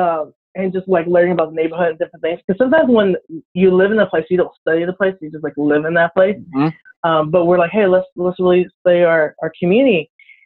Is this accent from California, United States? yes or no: yes; Orange County, California, United States; now in San Diego, United States; growing up in Orange County